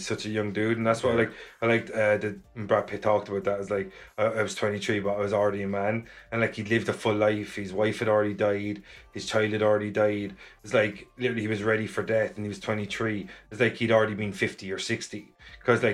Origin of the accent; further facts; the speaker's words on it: Ireland; as being Irish